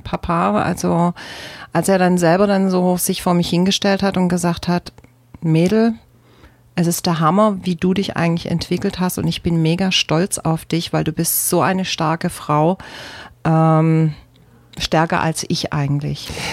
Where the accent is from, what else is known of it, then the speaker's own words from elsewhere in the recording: Germany; aus Deutschland durfte halt aus Deutschland raus